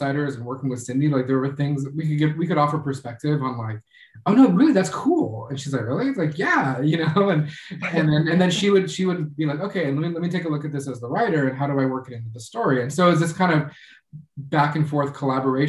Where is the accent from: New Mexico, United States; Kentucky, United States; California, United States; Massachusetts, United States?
California, United States; Los Angeles; I'm from California, I'm from Los Angeles